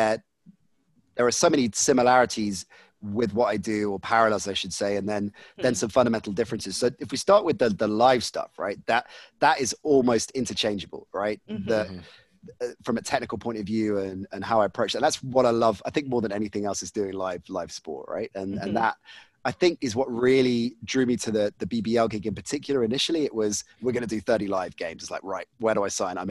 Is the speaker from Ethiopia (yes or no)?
no; United Kingdom; for me as a kid growing up in Britain